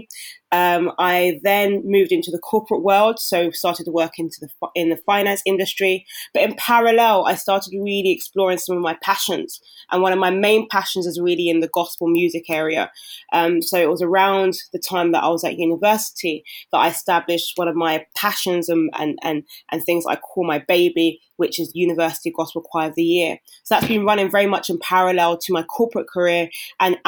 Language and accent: English; London, United Kingdom; I grew up in London, South West London to be exact.